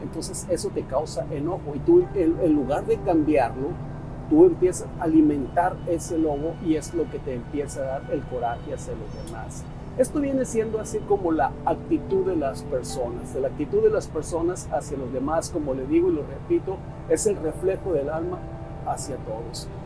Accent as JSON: {"language": "Spanish", "country": "Mexico", "said": "soy mexicano, hay un dicho muy mexicano"}